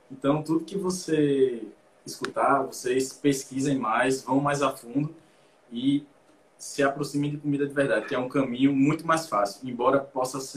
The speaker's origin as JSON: {"language": "Portuguese", "town": "Natal", "region": "Rio Grande do Norte", "country": "Brazil", "said": "Ele é Tá? ele é de Fortaleza, eu sou de Natal."}